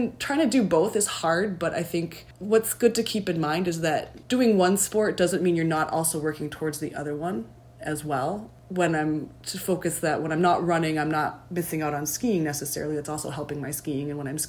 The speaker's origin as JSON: {"language": "English", "region": "Maine", "country": "United States", "lives_now": "Eau Claire, United States", "said": "I live in Eau Claire, Wisconsin, but I'm originally from Maine."}